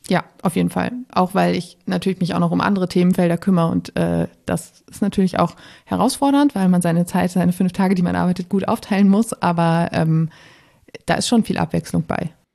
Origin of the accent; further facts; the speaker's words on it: Münsterland, North Rhine-Westphalia, Germany; moved away as an adult; also born or lived in Bremen; now in Berlin, Germany; ich bin im Münsterland aufgewachsen, ähm, in einem ja, kleinen Städtchen, Dörfchen